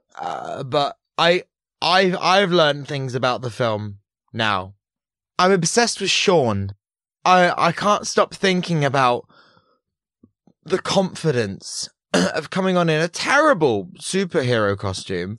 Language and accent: English; Portsmouth, South East England, United Kingdom; growing up in Hampshire, um, Portsmouth